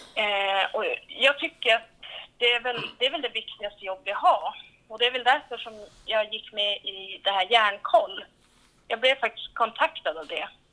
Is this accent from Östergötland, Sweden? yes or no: no; Vilhelmina, Västerbotten County, Sweden; also born or lived in Tärnaby; Jag är ju född och uppvuxen här i Vilhelmina kommun kan man säga. Jag är uppvuxen i en renskötarfamilj i Vilhelmina norra sameby.